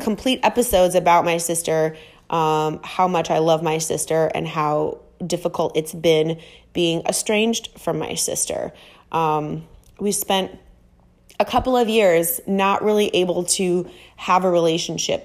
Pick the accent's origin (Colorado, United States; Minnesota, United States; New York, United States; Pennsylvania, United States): Minnesota, United States; moved away as an adult; now in Miami, United States; I'm from Minnesota and I moved to Miami